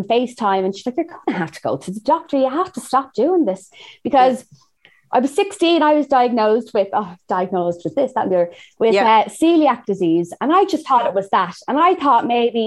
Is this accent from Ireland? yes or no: yes; Ireland; moved away as an adult; also born or lived in Los Angeles, United States; I'm from Ireland.